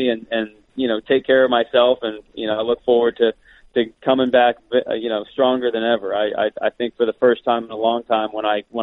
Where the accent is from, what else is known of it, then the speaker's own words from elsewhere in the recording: Orlando, Florida, United States; moved away; also born or lived in Colorado; I grew up in Orlando